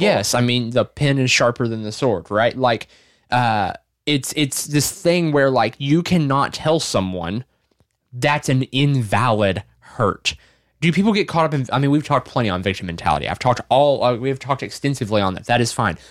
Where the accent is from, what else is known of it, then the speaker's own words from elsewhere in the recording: Arkansas, United States; I'm from Arkansas. I'm not from New York.